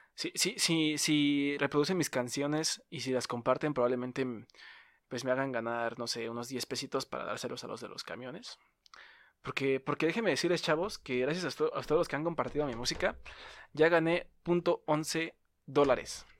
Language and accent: Spanish; Mexico; accent: Mexican; tenía el acento, pues, nuestro acento mexicano